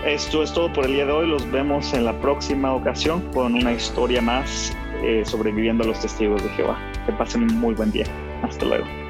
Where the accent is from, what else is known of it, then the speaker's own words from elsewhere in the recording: Mexico; en mi país, en México